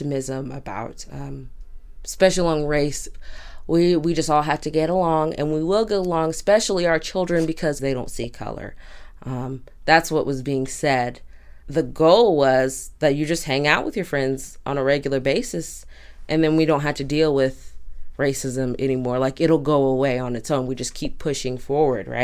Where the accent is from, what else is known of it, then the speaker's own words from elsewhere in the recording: Durham, North Carolina, United States; My parents moved my entire family here when I was 5 years old, and grew up here for a big portion of my life, considered Durham my home more than anywhere else.